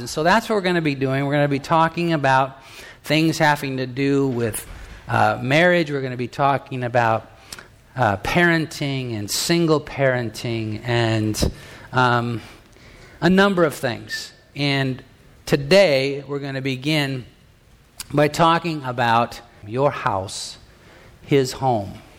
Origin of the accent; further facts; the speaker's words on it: United States; I'm an American. I'm, I'm you know, from the United States of America